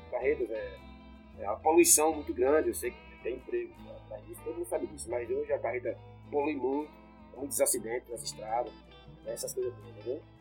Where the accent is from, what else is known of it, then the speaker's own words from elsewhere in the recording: Natal, Rio Grande do Norte, Brazil; era nascido e criado na Vila Ferroviária. Meu pai era ferroviário, eu nasci criado na Vila Ferroviária